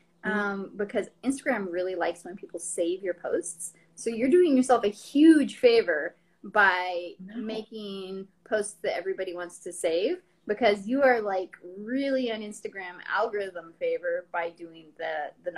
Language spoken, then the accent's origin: English; Jackson, Wyoming, United States; moved away as an adult; now in Boston, United States; I grew up in Jackson, Wyoming